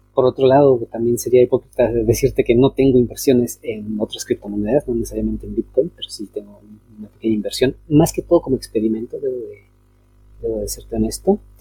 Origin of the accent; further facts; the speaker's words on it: Mexico; now in Chile; siendo, siendo este, ciudadano mexicano, pero este, encontrándome fuera de mi país